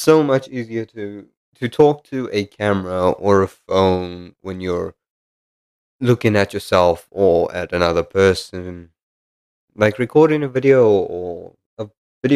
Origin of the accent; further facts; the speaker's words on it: South Africa; moved away as an adult; now in United Kingdom; I'm South African and I moved to the United Kingdom.